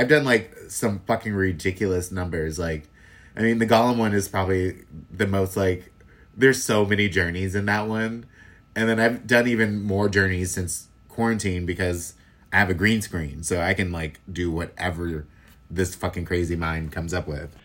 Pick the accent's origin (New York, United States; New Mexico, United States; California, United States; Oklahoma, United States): California, United States; Los Angeles; also born or lived in Inglewood / Oakland; now in San Francisco Bay Area, United States; I'm originally from Los Angeles and I moved up here in twenty, uh, two thousand nine